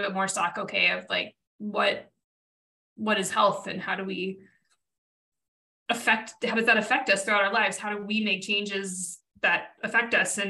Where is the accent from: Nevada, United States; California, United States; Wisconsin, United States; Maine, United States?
Nevada, United States; Reno; I grew up in Reno, Nevada